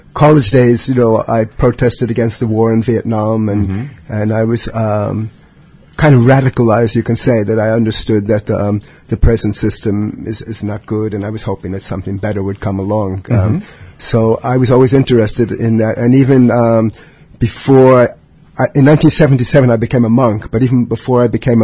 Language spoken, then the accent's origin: English; Brooklyn, New York, United States; now in Champaign-Urbana, United States; I'm from New York City.